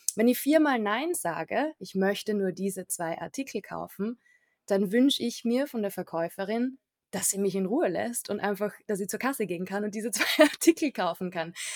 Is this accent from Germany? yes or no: no; Carinthia, Austria; ich komme auch ursprünglich aus Kärnten